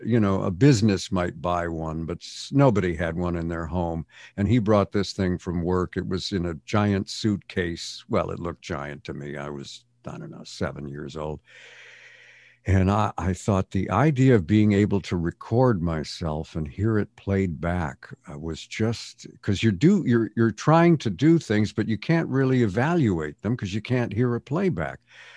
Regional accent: Montreal, Quebec, Canada; also born or lived in England; now in United States; Yeah, well, I was born in England, and but we left when I was two, so I have no conscious memory of England at all. Mm-hmm. And we ended up in Montreal, Canada, where I spent my formative years.

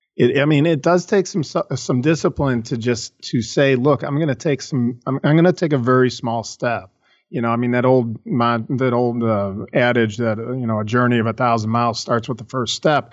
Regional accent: Chicago, Illinois, United States; I was born and raised in Chicago

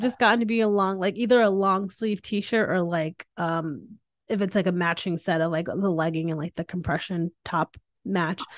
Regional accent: Northeast, United States; now in Texas, United States; I grew up in the Northeast

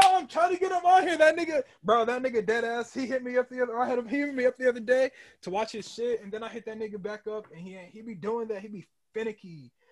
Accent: Emporia, Kansas, United States; moved away; It's a little town in Kansas called Emporia

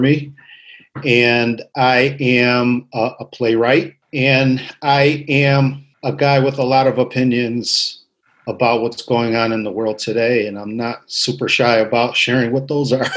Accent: Waterbury, Connecticut, United States; I grew up in Waterbury, Connecticut. I was born here, lived all my life here.

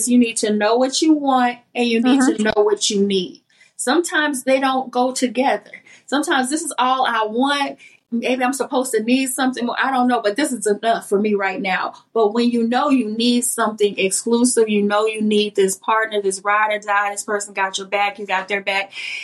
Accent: East St. Louis, Illinois, United States; moved away as an adult; also born or lived in Atlanta; I'm from East St. Louis, Centerville, Illinois, which is 5 hours south of Chicago. And we are country, and we are a small town

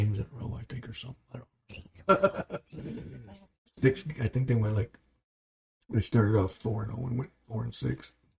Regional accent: Michigan, United States; Because we're from Michigan. Michigan.

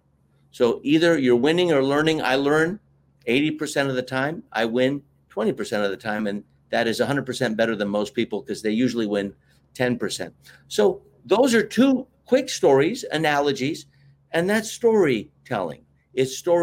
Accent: United States; We're both American

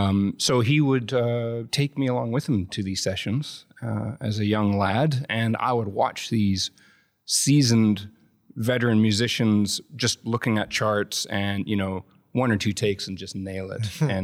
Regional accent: Vancouver, British Columbia, Canada; In Vancouver, Canada.

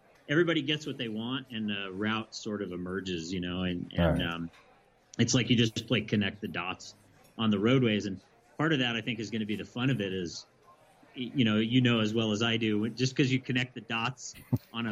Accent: Alaska, United States; I grew up in Alaska

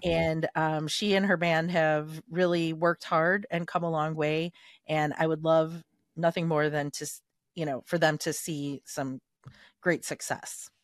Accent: Chicago, Illinois, United States; we were raised in Little Italy in Chicago

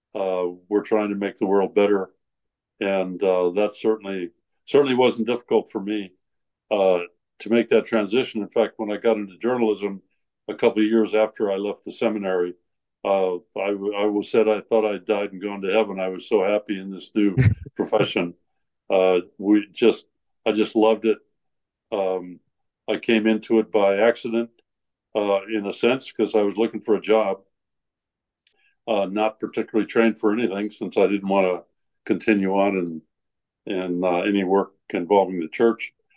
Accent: Iowa, United States; moved away as an adult; also born or lived in Innsbruck, Austria / Chile; I'm from Iowa

